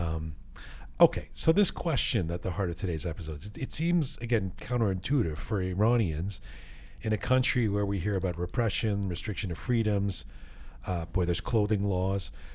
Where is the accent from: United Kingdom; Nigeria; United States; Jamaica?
United Kingdom; England; moved away; I grew up in England